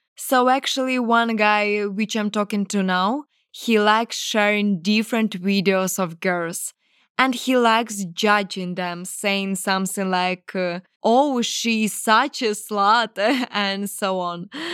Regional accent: Ukraine; English is a second language; they came to my country to kill my people

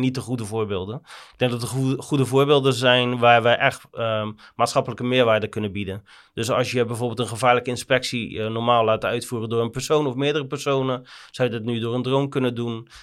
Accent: Rotterdam, South Holland, Netherlands; zeker als Rotterdammers

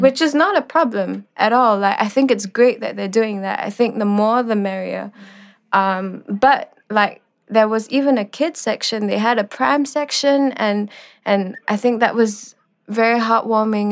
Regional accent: Singapore; growing up in Singapore, you were taught to look westwards

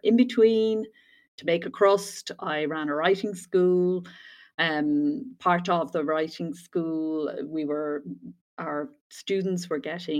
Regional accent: southeast Ireland, Ireland; also born or lived in Dublin; as you can hear probably from my accent, grew up in Ireland, in the southeast corner of the Republic of Ireland, and educated there.

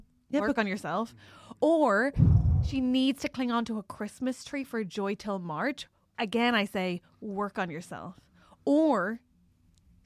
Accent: Ireland; I'm Irish

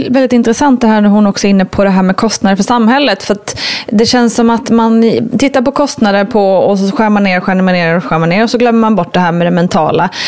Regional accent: Västerbotten County, Sweden; now in Stockholm, Sweden; då bor jag ju ändå i Stockholmsområdet vilket gör att jag har rätt nära till avancerad sjukvård. Jag är uppvuxen i södra Lappland

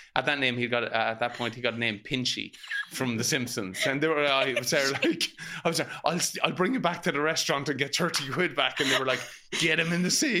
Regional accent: Ireland; as Irish people, it's vital we pass it down

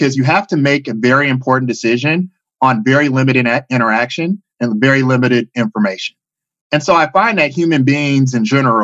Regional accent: Chicago, Illinois, United States; moved away as an adult; now in Bay Area, United States; originally from Chicago, Illinois. I've been living in the Bay Area for the past 15 years

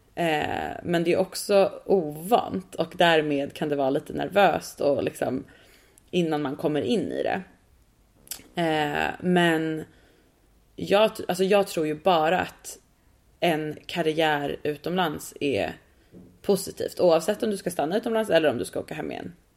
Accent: Sweden; also born or lived in New York; jag som svensk

